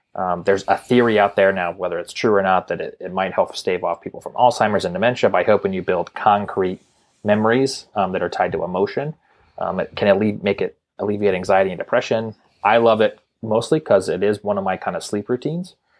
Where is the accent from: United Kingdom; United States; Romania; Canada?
United States; Montana; growing up in Montana